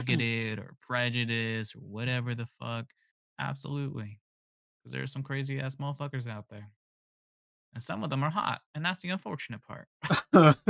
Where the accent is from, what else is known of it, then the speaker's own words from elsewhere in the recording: the South, United States; I'm from the South, so there's, like, the Baptist side